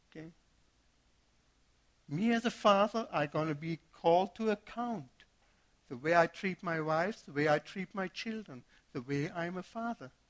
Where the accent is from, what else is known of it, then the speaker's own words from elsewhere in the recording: Germany; moved away; I came from Germany, first year being here, got married, and had a son immediately.